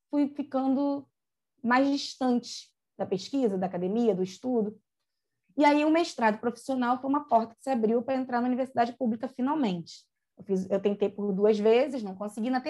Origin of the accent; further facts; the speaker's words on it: Rio de Janeiro, Brazil; hoje eu estou morando no Recreio, mas eu moro, na verdade, em Pedra de Guaratiba, que eu sou de lá